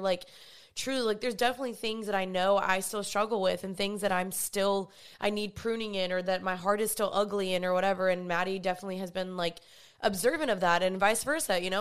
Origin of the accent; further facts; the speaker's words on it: Dallas, Texas, United States; moved away as an adult; also born or lived in California; I'm from Dallas.